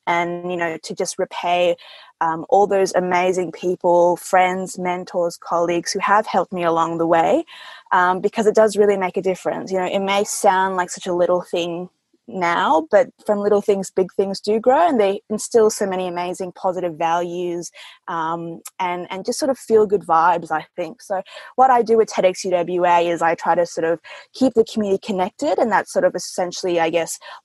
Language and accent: English; Perth, Western Australia, Australia; English is a second language; also born or lived in Jakarta, Indonesia; I was born in Jakarta, Indonesia, and I came over here to Perth when I was 7 years old. And at that time, I didn't know English very well